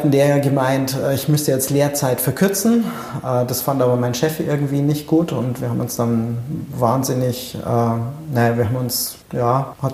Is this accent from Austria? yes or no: no; Erding, Bavaria, Germany; Ich bin in der Nähe von Erding aufgewachsen. Es gab zwei Fotografen in Erding.